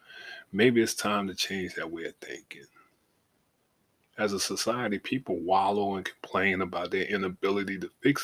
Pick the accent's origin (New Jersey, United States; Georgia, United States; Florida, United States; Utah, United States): Georgia, United States; Savannah; moved away as an adult; now in Atlanta, United States; live my life outside of my hometown, because once I got in the Navy, in the National Guard, and saw the world, Savannah wasn't it for me